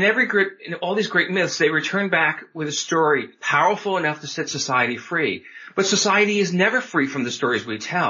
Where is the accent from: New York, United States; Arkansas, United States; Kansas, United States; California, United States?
New York, United States; moved away as an adult; now in Oregon, United States; I grew up on the East Coast, New York metro area, came out to Oregon in my mid-20s